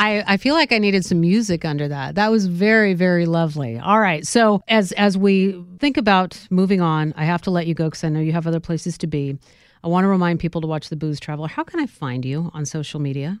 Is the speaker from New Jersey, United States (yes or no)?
no; Northern California, United States; I'm from Northern California